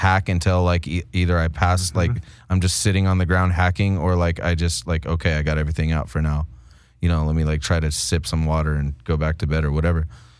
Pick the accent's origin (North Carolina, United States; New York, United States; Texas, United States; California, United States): California, United States; We're from Southern California. That's what it is. We identify as Mexican people, you know?